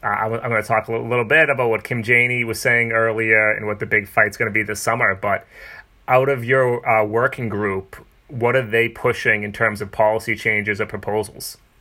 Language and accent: English; Haverhill, Massachusetts, United States; accent: Boston; I grew up in Haverhill, Massachusetts, which is 35 minutes north of here